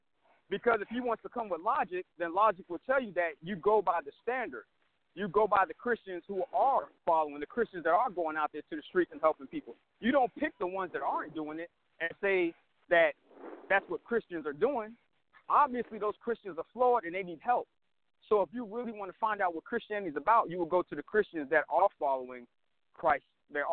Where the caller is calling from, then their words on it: Fort Worth, Texas, United States; I'm calling from Fort Worth, Texas.